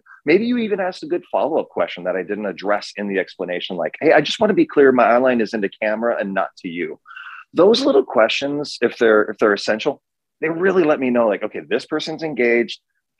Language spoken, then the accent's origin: English; Midwest, United States; John and I are such doppelgangers. We're both from the Midwest.